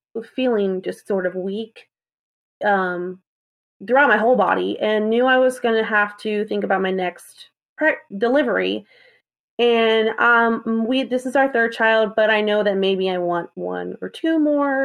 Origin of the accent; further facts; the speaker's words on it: South Carolina, United States; I'm from South Carolina.